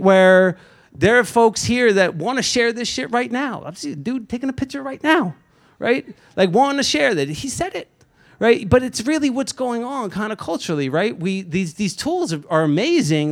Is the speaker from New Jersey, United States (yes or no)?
yes; Lakewood, New Jersey, United States; was born and raised in Lakewood, New Jersey